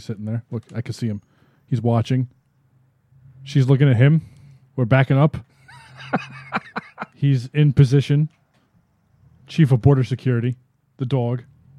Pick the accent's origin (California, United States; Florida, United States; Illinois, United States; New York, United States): New York, United States; I'm a New Yorker.